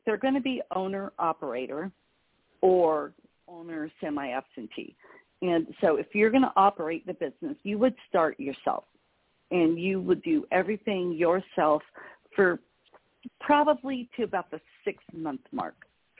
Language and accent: English; Mexico; also born or lived in Belize; I'm fluent in Spanish. I grew up in Mexico and Belize.